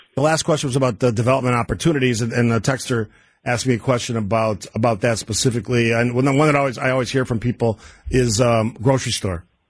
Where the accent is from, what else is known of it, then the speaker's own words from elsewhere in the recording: Cudahy, Wisconsin, United States; I grew up in Cudahy. It's a smaller community in Milwaukee County, located along the lake.